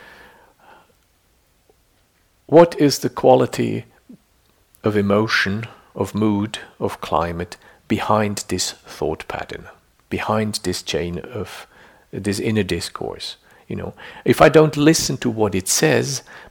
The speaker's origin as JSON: {"language": "English", "country": "Switzerland", "tie": "born or raised there", "said": "I grew up in Switzerland, so there's lots of little lakes"}